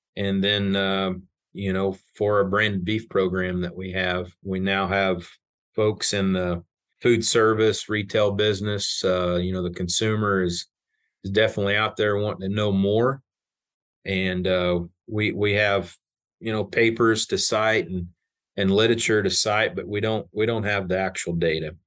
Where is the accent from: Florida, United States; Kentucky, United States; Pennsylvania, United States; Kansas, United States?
Kansas, United States; South Central; I grew up in South Central Kansas on a grain and cow calf